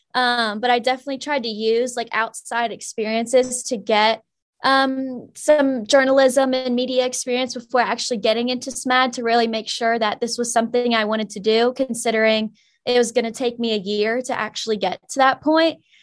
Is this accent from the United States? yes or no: yes; Mechanicsville, Virginia, United States; I'm from Mechanicsville, Virginia